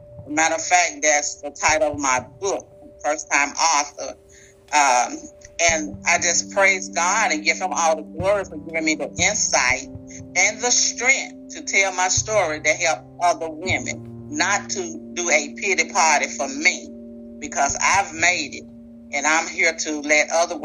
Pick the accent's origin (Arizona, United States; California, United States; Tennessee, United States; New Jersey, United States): Tennessee, United States; Memphis; I'm from Memphis, Tennessee, born and raised